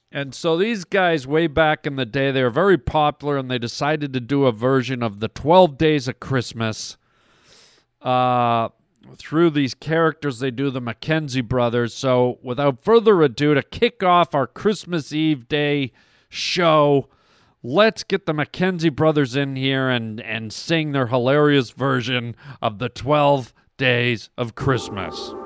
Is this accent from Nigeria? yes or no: no; Canada; now in United States; I'm an American citizen, but I'm also a Canadian citizen, born and raised in Canada